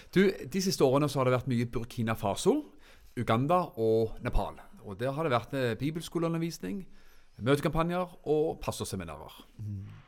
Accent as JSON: {"language": "Norwegian", "town": "Froland", "region": "Agder", "country": "Norway", "said": "hjemme i Froland"}